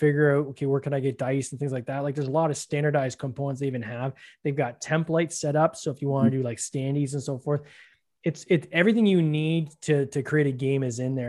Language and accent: English; Canada; I'm Canadian